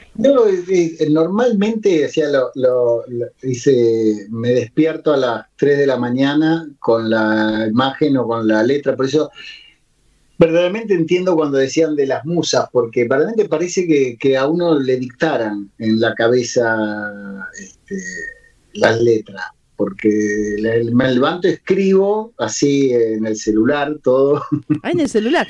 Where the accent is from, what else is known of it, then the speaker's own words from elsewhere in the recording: Buenos Aires, Argentina; now in Ushuaia, Argentina; yo nací en Capital también y viví muchos años